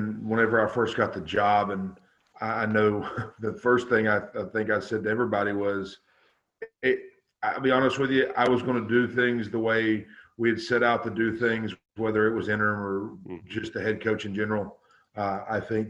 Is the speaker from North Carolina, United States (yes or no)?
yes; North Carolina, United States; moved away as an adult; now in Quincy, United States; I'm originally from North Carolina, and I've been here for going on 10 years.